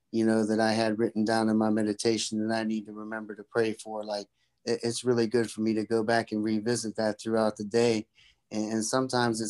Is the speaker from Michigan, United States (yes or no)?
no; Pennsylvania, United States; I'm from Pennsylvania. I live in Pennsylvania